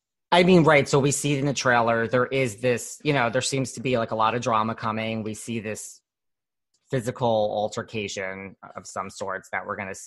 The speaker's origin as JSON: {"language": "English", "town": "New York City", "region": "New York", "country": "United States", "said": "I'm from New York City. I mean, but I have traveled all over"}